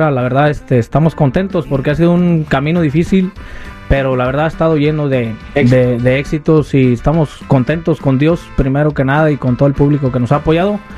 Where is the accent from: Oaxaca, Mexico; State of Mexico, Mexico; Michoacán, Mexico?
Michoacán, Mexico; Morelia; Yo soy de Morelia.